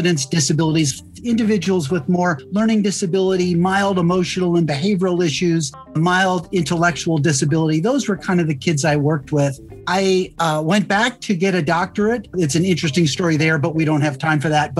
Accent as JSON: {"language": "English", "town": "St. Louis", "region": "Missouri", "country": "United States", "tie": "born or raised there", "also_born_or_lived": "Indiana", "moved": "yes", "said": "I grew up in St. Louis, Missouri"}